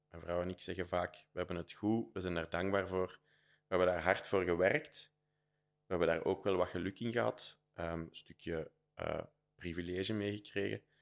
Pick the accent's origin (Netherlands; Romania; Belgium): Belgium; Leuven, Flemish Brabant; Dus ik ben fier dat ik van Leuven ben, maar ik ben ook wel helemaal oké dat ik daar weg ben. Ja, dus in die eerste move was echt van Leuven naar Brussel.